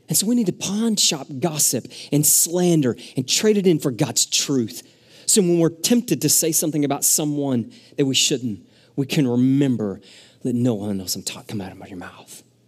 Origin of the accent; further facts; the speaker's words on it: Arkansas, United States; moved away; I grew up in Arkansas